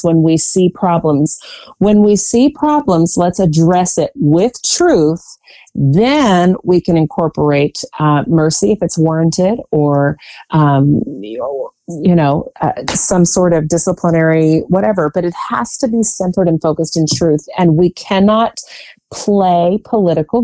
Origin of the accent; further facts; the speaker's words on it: Virginia, United States; I have spent most of my life in the Commonwealth of Virginia